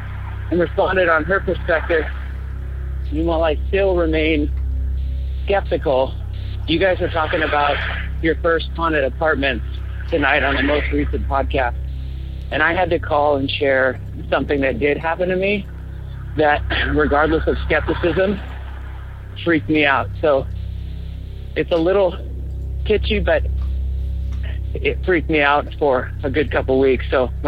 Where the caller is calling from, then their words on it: Portland, Oregon, United States; I'm calling from Portland, Oregon.